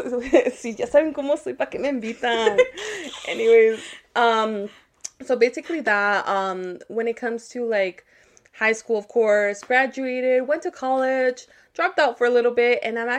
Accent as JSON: {"language": "English", "region": "California", "country": "United States", "tie": "born or raised there", "moved": "yes", "lives_now": "Las Vegas, United States", "said": "I was born in California"}